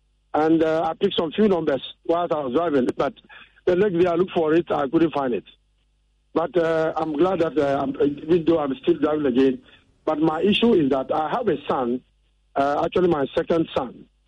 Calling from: Ashaiman Estate, Greater Accra, Ghana; I'm calling from Ashoman Estate.

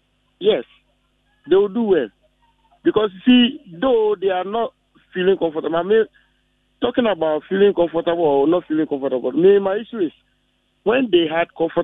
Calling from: Ejisu, Ashanti, Ghana; I'm calling from Ejeso.

